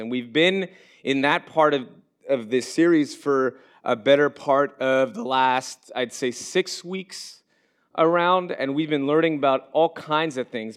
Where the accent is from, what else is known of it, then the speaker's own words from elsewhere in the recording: Montreal, Quebec, Canada; moved away as an adult; now in Orlando, United States; we moved down here from Montreal, Quebec, which is my um, where I was born and where I was raised.